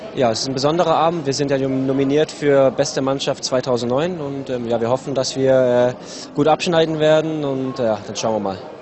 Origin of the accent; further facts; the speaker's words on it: France; now in Hamburg, Germany; ich als Franzose